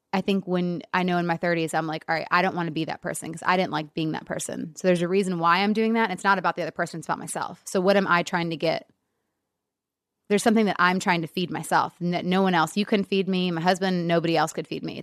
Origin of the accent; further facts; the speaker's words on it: an hour northeast of Detroit, Michigan, United States; now in Los Angeles, United States; I was born in Detroit